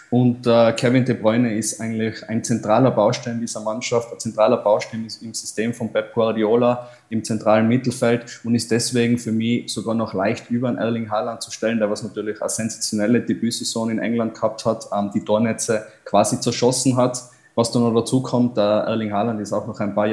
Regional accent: Tyrol, Austria; Und es ist tatsächlich eine sehr große Ehre, dass man da als, als Tiroler sozusagen in die große weite Fußballwelt eintauchen kann

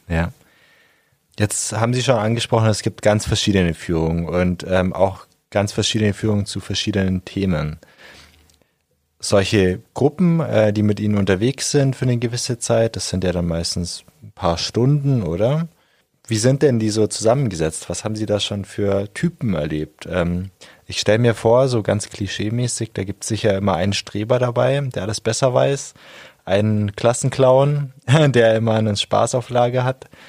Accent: Germany; now in Augsburg, Germany; Ich komme auch nicht aus Augsburg, sondern vom Bodensee

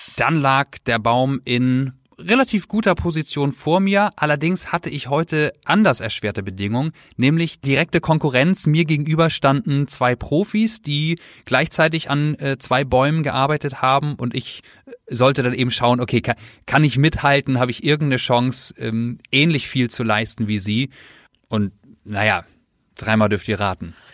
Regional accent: Germany; Bei uns in Deutschland

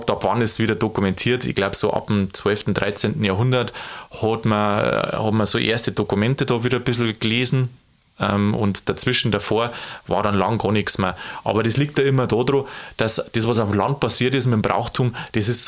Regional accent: Bavaria, Germany; In Berlin zünden sie Stodo, bei uns in Bayern

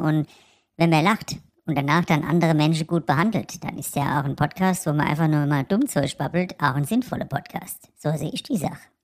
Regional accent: Frankfurt, Hesse, Germany; als Frankfurter

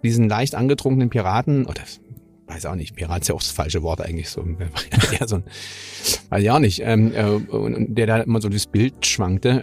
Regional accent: Germany; für uns als Deutsche

